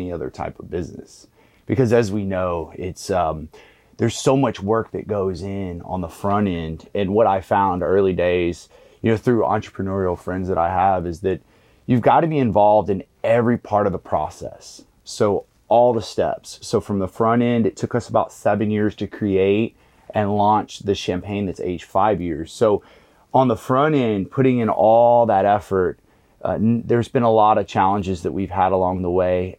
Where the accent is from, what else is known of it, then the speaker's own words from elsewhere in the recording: Galveston, Texas, United States; being from Galveston, I was actually from the West End